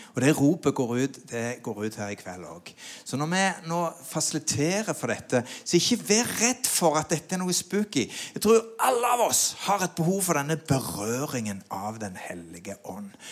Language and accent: Norwegian; Sandnes, Rogaland, Norway; vokste jo opp på Gandal